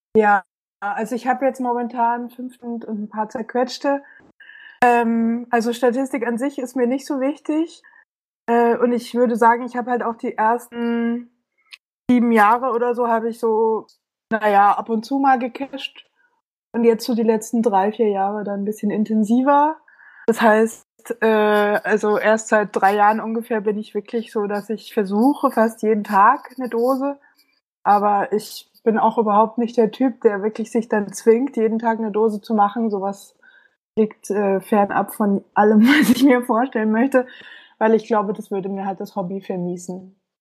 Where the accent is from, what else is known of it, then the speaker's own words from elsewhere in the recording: Munich, Bavaria, Germany; moved away as an adult; now in Berlin, Germany; ich komme ursprünglich aus München und wohne seit